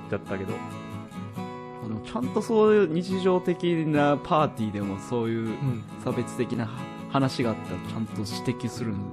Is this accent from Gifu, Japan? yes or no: no; Hokkaido, Japan; now in Mie, Japan; 自分も北海道出身なんで、まあ、こここ三重県にいると、うん、この冬もう夏も半袖できないんでしょって言われた時は